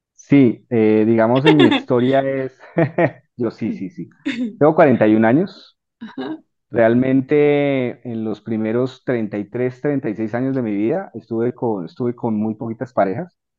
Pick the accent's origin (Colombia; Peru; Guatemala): Colombia